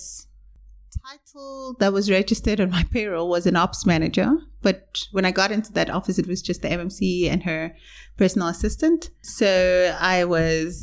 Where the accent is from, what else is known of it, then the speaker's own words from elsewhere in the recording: Ekurhuleni, Gauteng, South Africa; I grew up in Ekurhuleni in Katlehong.